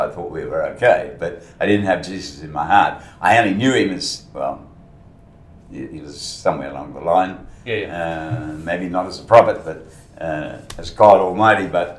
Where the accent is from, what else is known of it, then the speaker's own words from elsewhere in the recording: Guildford, Western Australia, Australia; also born or lived in Colombo, Sri Lanka / London; We established ourselves in Guildford.